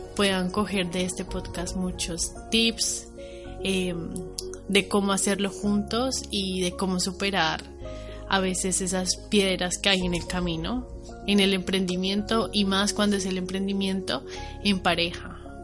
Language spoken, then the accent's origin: Spanish; Bogotá, Colombia; moved away as an adult; also born or lived in Valencia, Spain; now in Spain; soy colombiana, nací en Bogotá, estudié mi carrera universitaria en Colombia, en Bogotá